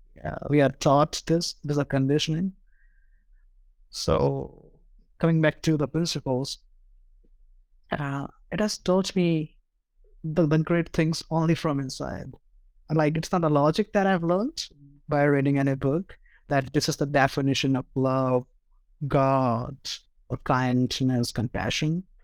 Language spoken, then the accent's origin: English; India; I'm from India